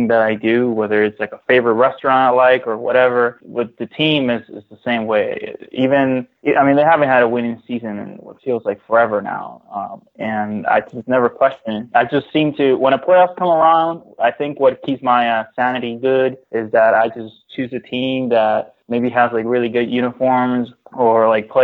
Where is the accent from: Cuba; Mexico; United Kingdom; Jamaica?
Cuba; now in Miami, United States; I came from Cuba in 2004 because that's where I was born. And I went straight to Miami with my family.